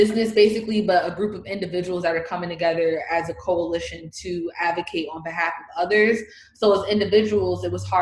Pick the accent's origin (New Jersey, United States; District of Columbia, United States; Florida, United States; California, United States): New Jersey, United States; East Orange; I'm from East Orange, which is a neighboring community out of NORC